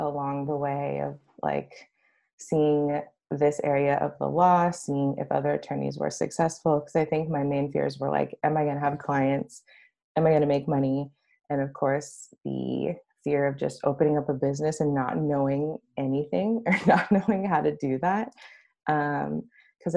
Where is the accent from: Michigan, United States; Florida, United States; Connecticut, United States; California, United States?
California, United States; Los Angeles; I came back home to go to law school. Home's in Los Angeles